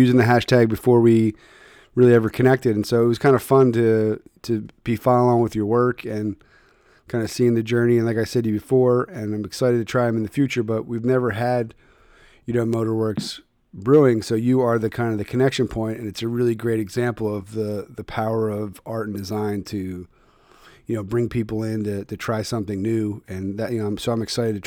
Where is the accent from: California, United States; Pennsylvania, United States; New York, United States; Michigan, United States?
Pennsylvania, United States; Philadelphia; I'm from Philly